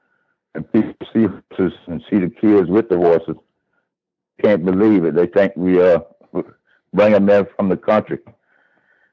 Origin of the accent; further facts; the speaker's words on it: Philadelphia, Pennsylvania, United States; I grew up in Strawberry Mansion